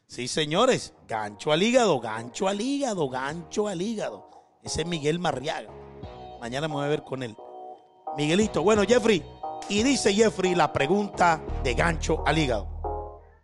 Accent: Barranquilla, Atlántico, Colombia; yo también soy barranquillero

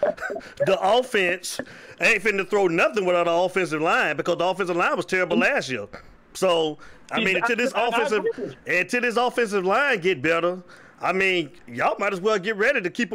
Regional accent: Avon Park, Florida, United States; I'm from Avon Park

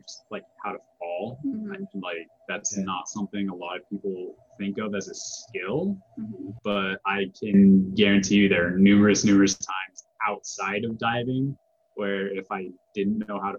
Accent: Colorado, United States; now in Arizona, United States; growing up in Colorado

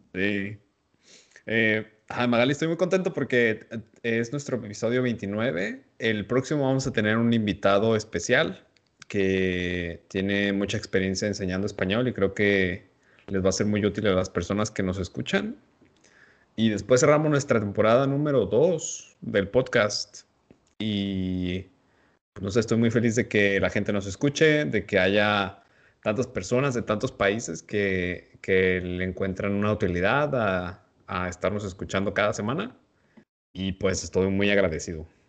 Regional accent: Mexico; nosotros como mexicanos

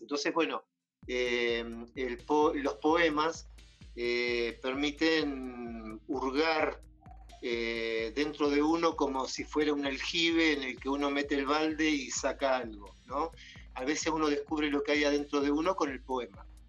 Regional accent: Bordenave, Buenos Aires Province, Argentina; moved away as an adult; also born or lived in Mar del Plata, Argentina; now in Quito, Ecuador; soy de Argentina de dos lugares. De Bordenave, que es un pueblo muy chiquito, de 800 habitantes. y a los 12 años me fui a vivir a Mar del Plata y viví en Mar del Plata hasta hace cuatro meses

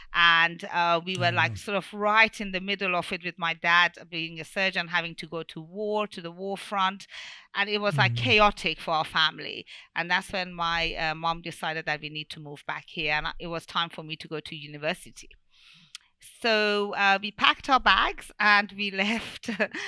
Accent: Bristol, South West England, United Kingdom; born there; basically, I was born here in Bristol, in UK, in Bristol, because my parents met in England and they got married in England.

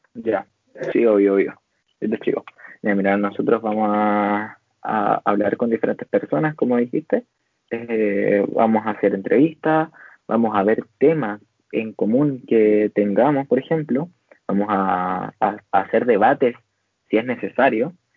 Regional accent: Chile; nosotros somos chilenos

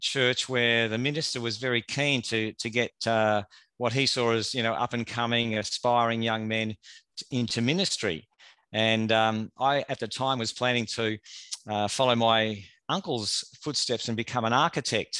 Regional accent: Australia; I grew up in the Churches of Christ in Australia

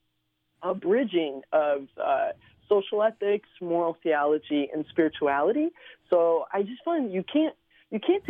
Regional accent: Cleveland, Ohio, United States; first language Slovenian; English is a second language; also born or lived in Slovenia / San Diego / San Antonio, Texas; now in Chicago, United States; I grew up in Cleveland, Ohio

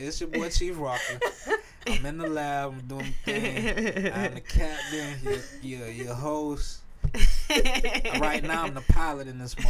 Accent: Jacksonville, Florida, United States; I'm from Jacksonville, motherfucking Florida.

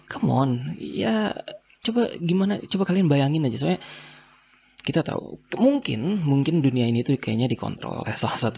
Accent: West Java, Indonesia; nggak tahu sih urang kita pakai urang karena kita orang Sunda Sunda

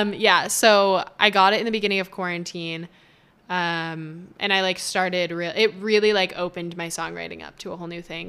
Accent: Las Vegas, Nevada, United States; also born or lived in Toronto; I'm from Vegas, born and raised, and I'm back.

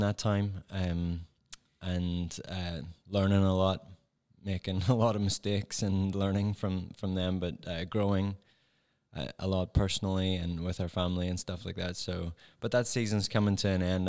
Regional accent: Northern Ireland, United Kingdom; accent: Northern Irish; moved away as an adult; now in Ohio, United States; I'm from Northern Ireland, so I have that particular accent.

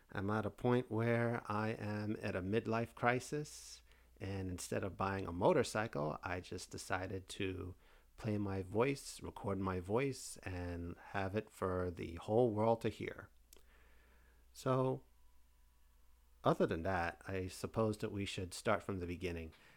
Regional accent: Fort Lauderdale, Florida, United States; also born or lived in New York City, New York; came down to, uh, Fort Lauderdale, Florida, which I now reside in nineteen eighty-six and have been here ever since.

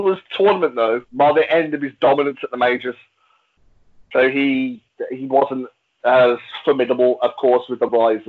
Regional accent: England, United Kingdom; I'm English

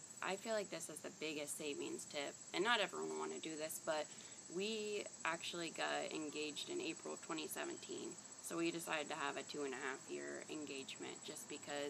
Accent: Marietta, Ohio, United States; why we chose Marietta, because it was my hometown

